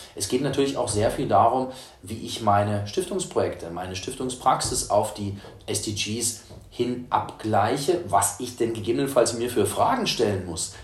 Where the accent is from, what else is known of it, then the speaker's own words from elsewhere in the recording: Leipzig, Saxony, Germany; ich bin in Leipzig geboren